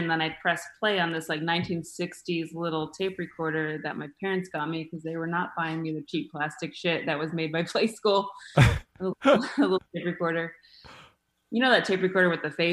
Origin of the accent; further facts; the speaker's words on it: Mesa, Arizona, United States; now in Los Angeles, United States; started in Arizona, in Mesa, of all places, right? Yeah, Mesa. I started as a Hawthorne Hawk at Hawthorne